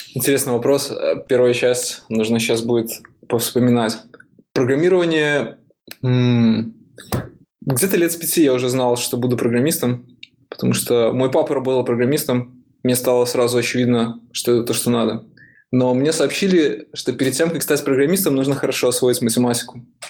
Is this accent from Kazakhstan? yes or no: no; Minsk, Belarus; moved away as an adult; now in San Francisco, United States; Я сам из Беларуси, из Минска